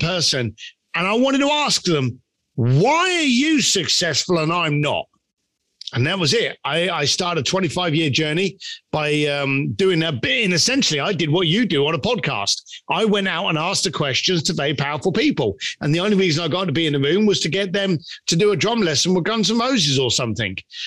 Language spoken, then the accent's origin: English; London, United Kingdom; growing up in East London and not having any money and working on a building site